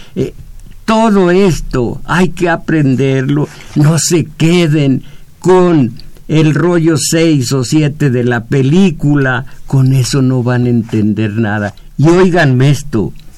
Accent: Mexico; soy mexicano, nací en México, estoy entre 129 millones de mexicanos

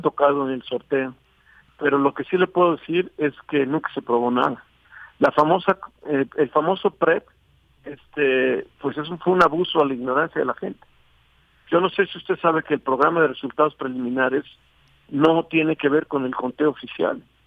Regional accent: Mexico; como ciudadano y como mexicano

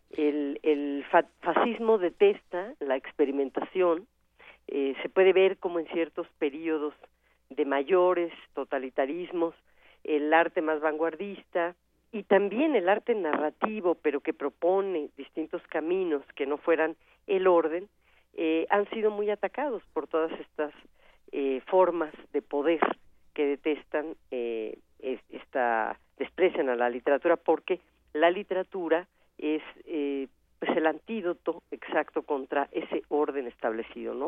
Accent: Mexico; aquello que nos vuelve únicos como mexicanos

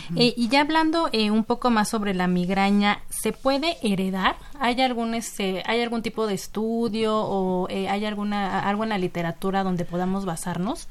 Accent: Mexico; nuestra población como mexicanos

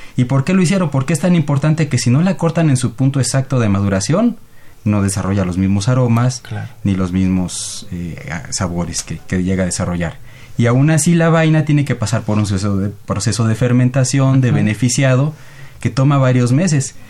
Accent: Mexico; como mexicanos

